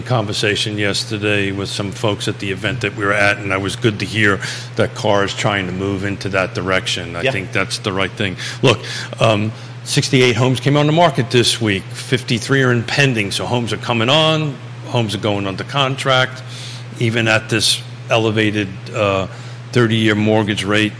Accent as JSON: {"language": "English", "region": "New York", "country": "United States", "moved": "yes", "said": "I swallow the R because I'm from New York"}